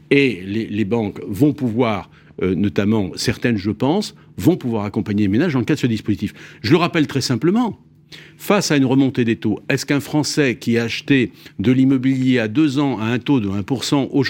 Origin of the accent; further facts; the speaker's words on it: Brittany, France; Je suis un breton.